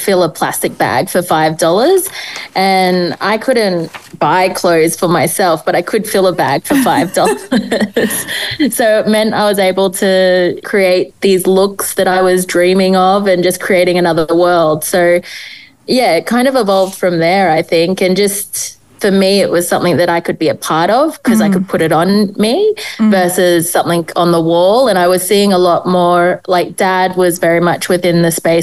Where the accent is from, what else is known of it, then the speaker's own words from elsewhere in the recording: Cairns, Queensland, Australia; I was brought up in Cairns in far north Queensland